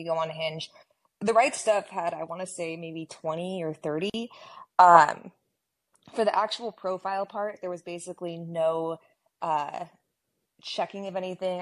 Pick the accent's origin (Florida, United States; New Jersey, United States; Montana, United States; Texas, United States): Texas, United States; I grew up in Texas